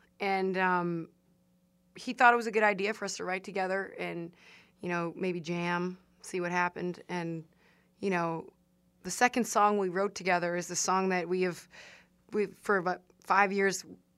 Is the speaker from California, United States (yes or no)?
no; Strongsville, Ohio, United States; moved away; I'm from Strongsville, Ohio. It's a suburb of the Midwestern oasis that is Cleveland.